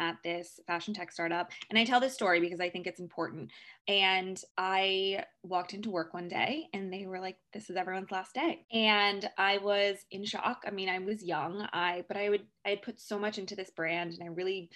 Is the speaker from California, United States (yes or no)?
yes; San Francisco, California, United States; moved away as an adult; now in New York, United States; I am originally from San Francisco, and I moved to New York about 10 years ago